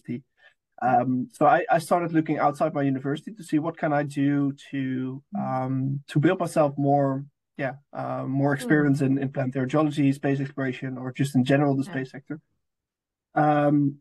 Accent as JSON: {"language": "English", "area": "near Amsterdam", "region": "North Holland", "country": "Netherlands", "moved": "as an adult", "lives_now": "Oxford, United Kingdom", "said": "I'm originally from the Netherlands, close to Amsterdam, the big capital of the Netherlands."}